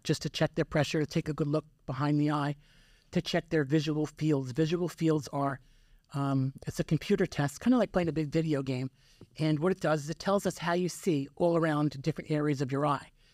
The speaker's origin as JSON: {"language": "English", "town": "Yonkers", "region": "New York", "country": "United States", "tie": "born or raised there", "also_born_or_lived": "Manhattan, New York", "moved": "as an adult", "lives_now": "Elizabeth, United States", "said": "I was born and raised in, uh, Yonkers"}